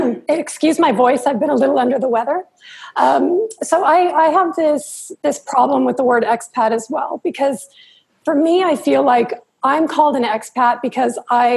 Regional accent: Southern California, United States; moved away as an adult; also born or lived in Los Angeles / Redlands / Newport Beach / Puerto Vallarta, Mexico; I'm from Southern California. I was born in L.A. And then when I was about 10, my mom moved us out to Redlands, which is about an hour inland. But that's where I lived up until I was 19.

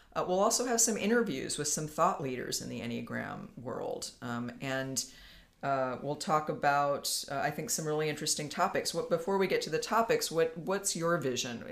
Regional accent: Palo Alto, California, United States; also born or lived in San Francisco; was born in Palo Alto. I live in California. I've lived in California most of my life

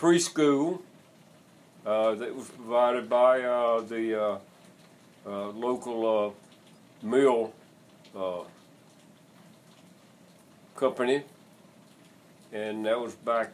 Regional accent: Anderson County, South Carolina, United States; I grew up in a little textile town up in Anderson County, South Carolina

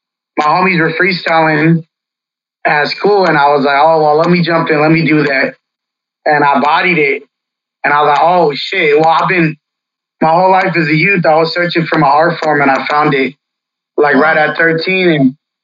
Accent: Fresno, California, United States; Born and raised in Fresno, man, my whole life.

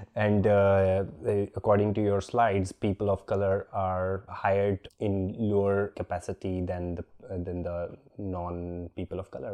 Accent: India; I'm Indian

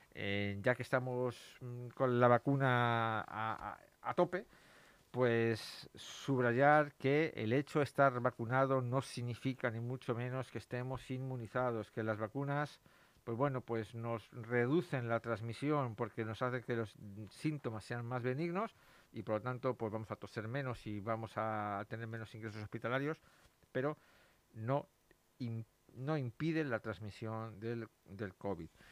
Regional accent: Madrid, Community of Madrid, Spain; yo, soy de Madrid

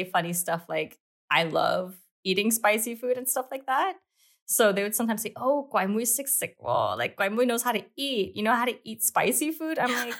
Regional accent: Hong Kong; first language English; moved away as an adult; now in Amsterdam, Netherlands; I grew up in Hong Kong my whole life, born and raised. My mom is Macanese-Filipino and my dad is British.

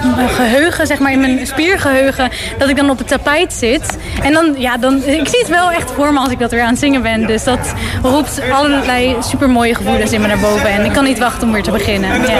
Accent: Netherlands; now in Germany; terug naar eh, mijn moederland

